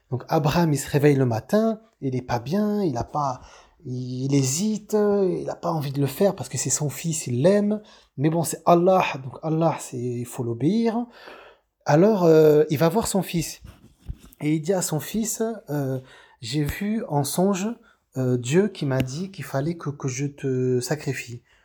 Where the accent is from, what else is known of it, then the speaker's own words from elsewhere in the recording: France; famille d'origine algérienne, et voilà, je vis en France, euh, je suis, je suis français